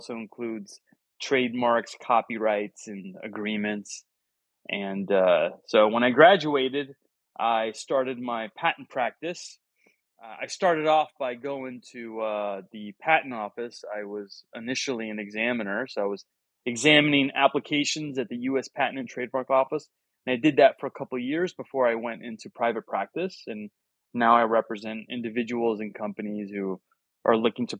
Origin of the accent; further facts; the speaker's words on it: Miami, Florida, United States; I was born and raised in Miami